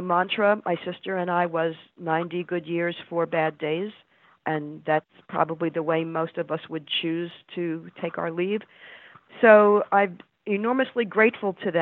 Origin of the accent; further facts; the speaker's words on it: New Jersey, United States; moved away; I grew up in New Jersey, and somehow here I am again still living in New Jersey, and in the middle I moved up lots of other places